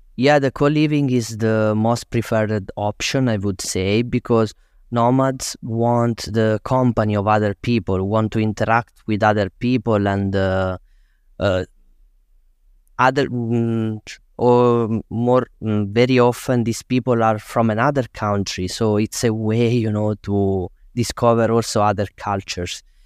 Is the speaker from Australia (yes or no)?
no; Tursi, Basilicata, Italy; moved away as an adult; also born or lived in Rome; it's my hometown